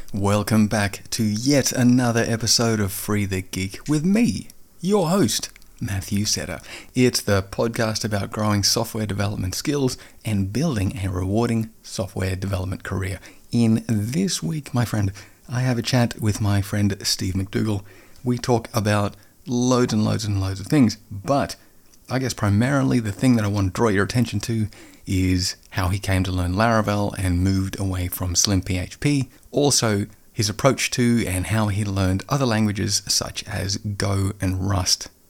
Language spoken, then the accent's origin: English; Australia; accent: Aussie; my Aussie accent